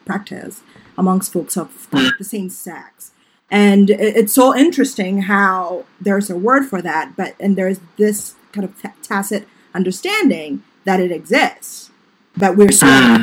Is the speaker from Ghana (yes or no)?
yes; Ghana; growing up in Ghana